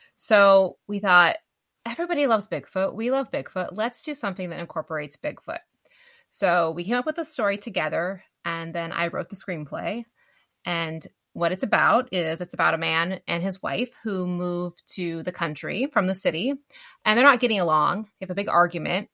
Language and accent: English; Winlock, Washington, United States; I, grew up in a very small town we actually shot parts of bigfoot killed my wife in my hometown of winlock